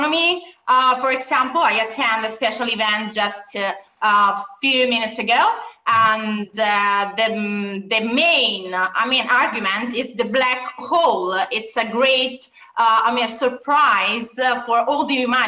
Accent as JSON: {"language": "English", "town": "Rome", "region": "Lazio", "country": "Italy", "tie": "born or raised there", "also_born_or_lived": "Milan", "said": "I was born in Rome, as you know, from Roman parents"}